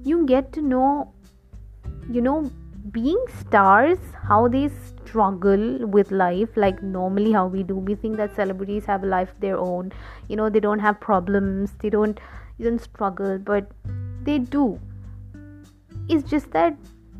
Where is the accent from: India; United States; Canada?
India; I'm from India